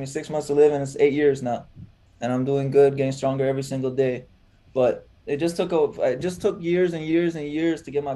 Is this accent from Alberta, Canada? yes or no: no; Toronto, Ontario, Canada; I was born in Toronto myself.